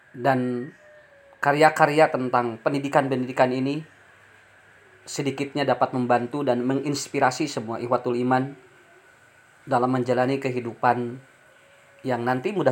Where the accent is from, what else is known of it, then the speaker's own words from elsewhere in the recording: Ciparay, West Java, Indonesia; born there; Saya lahir di Kampung Leles, Desa Mekarsari, Kecamatan Ciparai, Kabupaten Bandung.